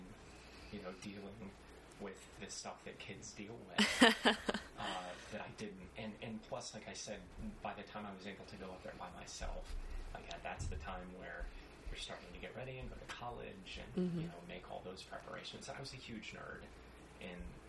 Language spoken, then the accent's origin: English; Florida Keys, United States; also born or lived in Ohio / New Mexico; I grew up in the Florida Keys